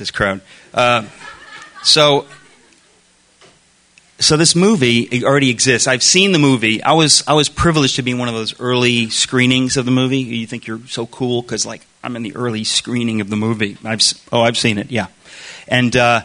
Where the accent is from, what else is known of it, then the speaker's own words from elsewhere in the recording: United States; I'm a first-generation American. My parents came over from Europe in the 1950s separately, separate countries. My dad came from Greece